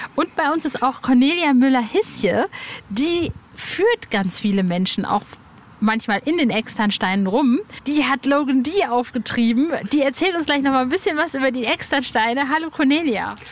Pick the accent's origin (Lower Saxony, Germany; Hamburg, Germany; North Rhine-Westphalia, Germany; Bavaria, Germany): North Rhine-Westphalia, Germany; Hövelhof; moved away; Ich bin ja im Kreis Paderborn aufgewachsen, also Born in Paderborn